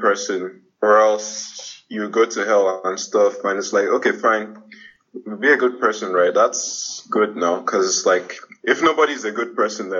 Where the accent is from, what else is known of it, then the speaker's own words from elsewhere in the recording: Nigeria; I was born in Nigeria, so basically in Nigeria, God is real